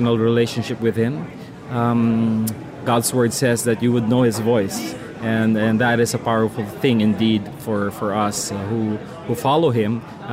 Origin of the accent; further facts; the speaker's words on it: Philippines; I'm from the Philippines